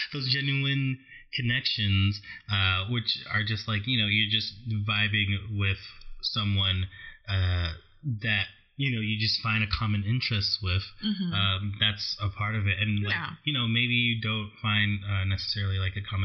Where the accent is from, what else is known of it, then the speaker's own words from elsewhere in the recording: New York, United States; now in Los Angeles, United States; I'm from New York